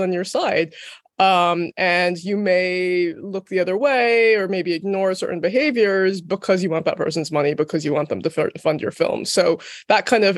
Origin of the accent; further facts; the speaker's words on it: United States; moved away as an adult; also born or lived in London; I'm American, but I moved to London specifically to see if I could work in film